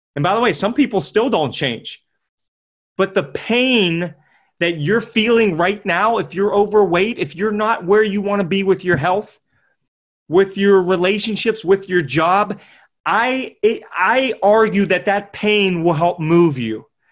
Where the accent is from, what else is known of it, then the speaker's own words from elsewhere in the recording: Pittsburgh, Pennsylvania, United States; I'm from Pittsburgh, P